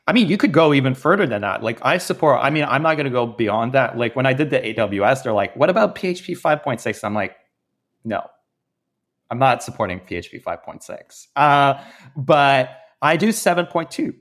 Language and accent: English; Canada; I'm Canadian